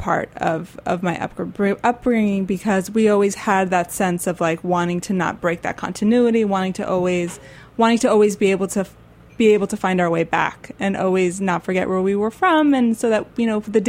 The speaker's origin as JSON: {"language": "English", "town": "Miami", "region": "Florida", "country": "United States", "tie": "born or raised there", "said": "growing up in Miami"}